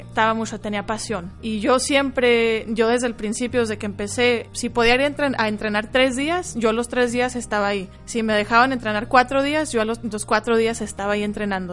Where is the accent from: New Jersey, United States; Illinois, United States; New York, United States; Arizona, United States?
Arizona, United States; Phoenix; first language Spanish; tengo 28 años, soy de Phoenix, Arizona y soy atleta de taekwondo a nivel internacional